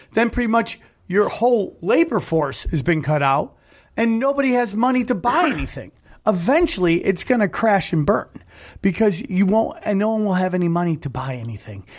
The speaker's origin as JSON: {"language": "English", "town": "Cortland", "region": "New York", "country": "United States", "tie": "born or raised there", "moved": "yes", "said": "my hometown, six oh seven Cortland, New York"}